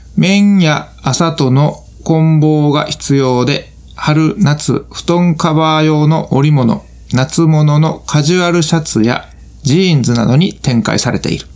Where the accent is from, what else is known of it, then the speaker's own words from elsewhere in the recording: Kansai, Japan; accent: Kansai dialect; 関西弁が出てまう